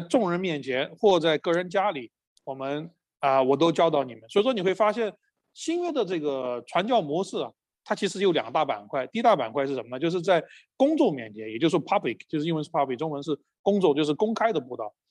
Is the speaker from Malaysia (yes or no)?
no; Chengdu, Sichuan, China; moved away as an adult; also born or lived in United States; now in Melbourne, Australia; 来自于成都，中国成都。啊，我来墨尔本七年了吧，一共。啊，我来二零一零年来墨尔本，后来一三年又去了美国，一七年回到了墨尔本，所以加在一起七八年了